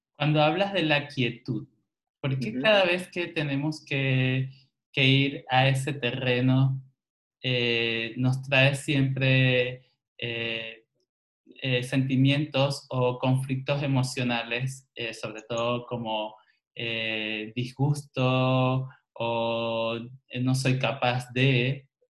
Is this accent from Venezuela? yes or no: yes; Venezuela; moved away; also born or lived in Barcelona, Spain; yo que vengo de Venezuela